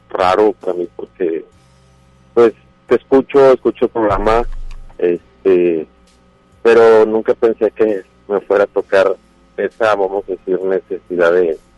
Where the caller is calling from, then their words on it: Monterrey, Nuevo León, Mexico; De, aquí, de Monterrey, Nuevo León, al poniente de la ciudad.